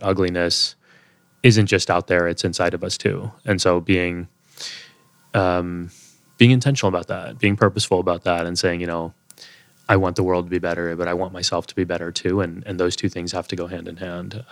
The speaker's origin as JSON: {"language": "English", "region": "Texas", "country": "United States", "tie": "born or raised there", "also_born_or_lived": "Boston", "moved": "as an adult", "lives_now": "New York City, United States", "said": "growing up in Texas"}